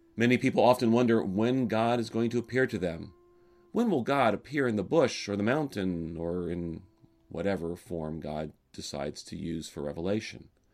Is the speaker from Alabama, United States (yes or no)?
yes; Alabama, United States; moved away; I grew up in Alabama